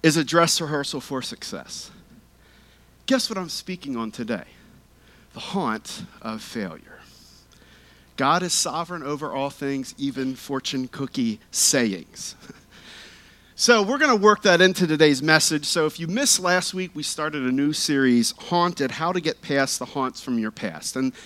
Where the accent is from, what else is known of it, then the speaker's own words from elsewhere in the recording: Lancaster County, Pennsylvania, United States; growing up in Lancaster County